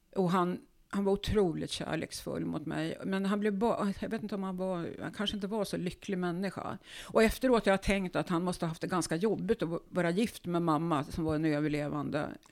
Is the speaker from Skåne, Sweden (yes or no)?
no; Uppsala, Uppsala County, Sweden; Jag är född i Uppsala på Akademiska sjukhuset 1950